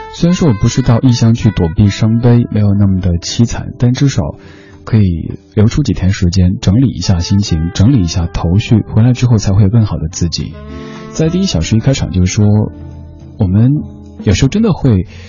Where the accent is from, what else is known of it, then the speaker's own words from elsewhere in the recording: Chengdu, Sichuan, China; 我的家乡成都